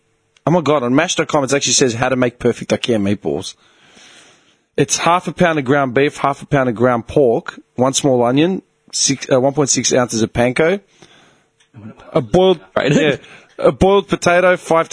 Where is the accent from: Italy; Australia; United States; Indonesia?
Australia; Melbourne, Victoria; I was born in Carlton